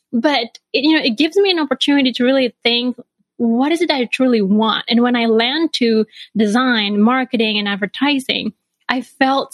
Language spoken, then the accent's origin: English; Bali, Indonesia; moved away as an adult; now in Chicago, United States; I grew up in Bali, Indonesia